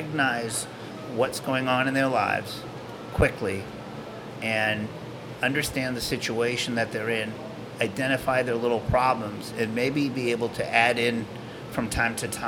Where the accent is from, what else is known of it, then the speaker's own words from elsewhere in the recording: Cape Cod, Massachusetts, United States; moved away as an adult; also born or lived in Boston / Ithaca, New York / New York City; now in Atlanta, United States; I grew up in Cape Cod, actually, but a small town, about 600 people